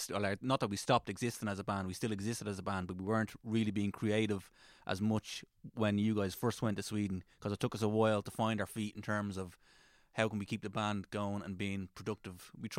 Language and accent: English; Malahide, Leinster, Ireland; also born or lived in Drimnagh, Dublin; I'm from Malahide originally